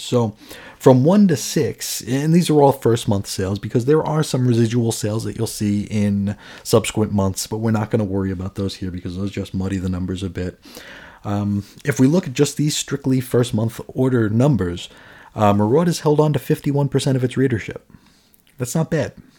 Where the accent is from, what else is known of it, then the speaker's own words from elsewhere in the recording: New York City, New York, United States; also born or lived in Phoenix area; now in Phoenix, United States; I grew up in New York, New York City.